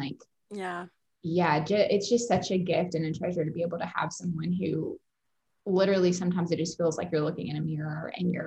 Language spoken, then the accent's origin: English; Bowling Green, Kentucky, United States; I'm from Bowling Green, Kentucky.